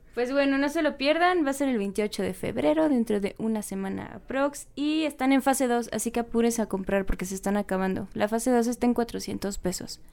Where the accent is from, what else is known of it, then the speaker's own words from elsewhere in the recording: Yucatán, Mexico; now in Mexico City, Mexico; ya les dije que soy de Yucatán. Ahí el clima es tropical